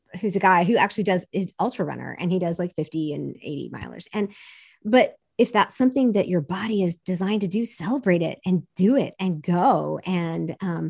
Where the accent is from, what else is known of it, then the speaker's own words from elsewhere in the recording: the South, United States; I'm from Southern evangelical culture